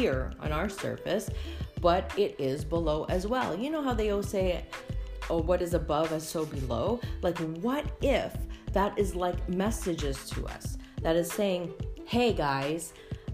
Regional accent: Canada; I am Canadian

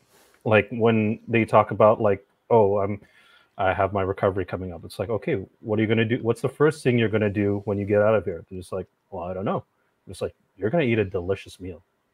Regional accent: Philippines; now working in healthcare, which I never thought I'd actually do, being Filipino and everything

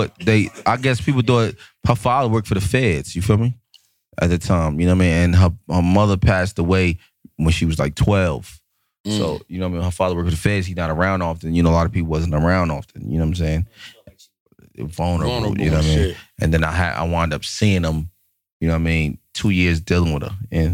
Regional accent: Irvington, New Jersey, United States; I'm from Irvington

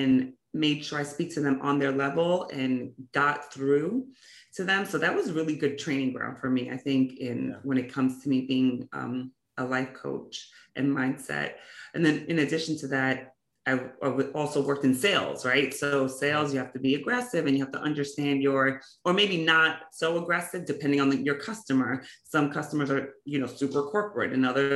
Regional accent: New York City, New York, United States; growing up in New York City, right? So I grew up in Brooklyn and Queens

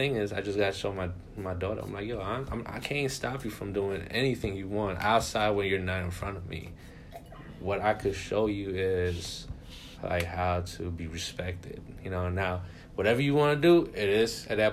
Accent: New York, United States; I grew up in New York

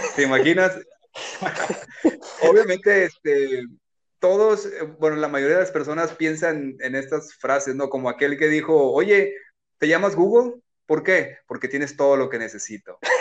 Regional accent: Culiacán, Sinaloa, Mexico; moved away as an adult; also born or lived in Tijuana / Rosarito; yo soy de Culiacán, eh, vivo en Culiacán

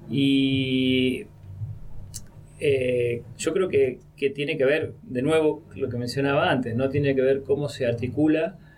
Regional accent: Buenos Aires, Argentina; also born or lived in Spain; now in Mendoza, Argentina; Yo de Buenos Aires me fui a, a, España, pero de España volví a Mendoza, me fui a otro lado.

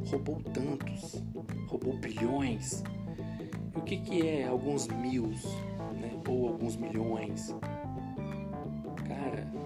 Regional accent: Serra, Espírito Santo, Brazil; Eu sou um cara pobre, moro né, numa periferia, sou do Espírito Santo. quem é do Espírito Santo, eu sou da Serra, né, município

